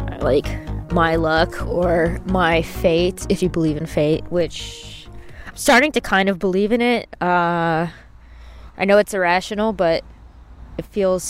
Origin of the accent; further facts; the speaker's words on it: United States; Being American, I know what it means for trains to be really slow